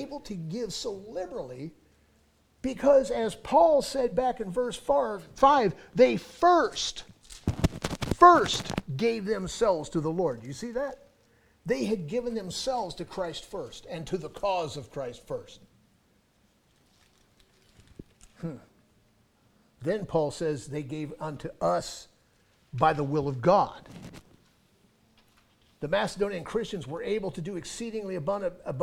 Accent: Los Angeles, California, United States; moved away; my hometown of Los Angeles, which is where I was born and raised

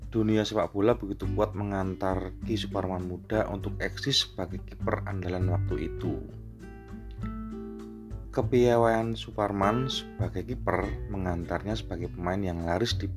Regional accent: Yogyakarta, Special Region of Yogyakarta, Indonesia; biasanya kita, orang Jogja itu nyebutnya wayangan awan

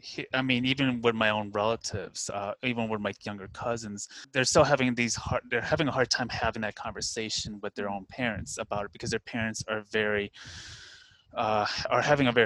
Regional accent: Westmont, Illinois, United States; also born or lived in South Korea / Chicago, Illinois; I'm located in the Chicagoland area, so I currently live outside Chicago. I grew up in Westmont, which is about a good 40 minutes away from the city, and then I had lived in Korea for 3 years from 2009 to 2012 as an English teacher

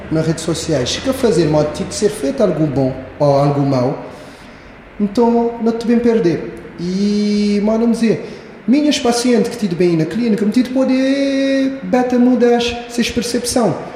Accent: Santo Antão, Cape Verde; moved away as an adult; also born or lived in Brazil; Eu mesmo, me queria voltar para Sintatom.

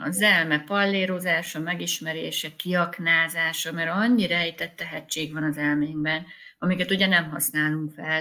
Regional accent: Sümeg, Veszprém County, Hungary; moved away as an adult; also born or lived in Budapest / Visegrád; költöztünk vissza a szülővárosomba.

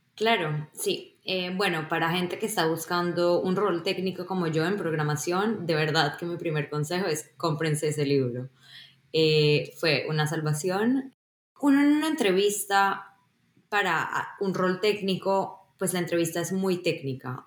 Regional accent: Colombia; moved away as an adult; also born or lived in Israel / Boston, United States; now in Seattle, United States; Yo nací en Colombia y cuando era muy pequeña me mudé a Israel. Em, luego a los 11 volví a Colombia y ya me quedé ahí hasta pues graduarme del colegio

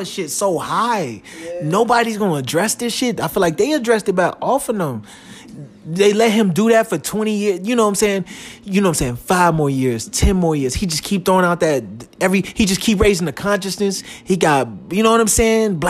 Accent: Chicago, Illinois, United States; I'm from Chicago

